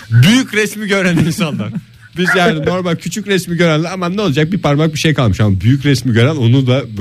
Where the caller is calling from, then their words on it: Istanbul, Turkey; ben İstanbul'dan.